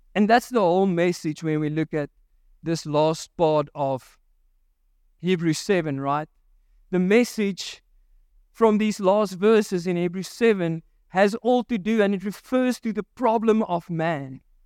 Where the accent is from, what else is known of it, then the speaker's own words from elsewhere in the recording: Virginia, Free State, South Africa; there was a mud disaster in Virginia in Mary Spruit, uh, which is my hometown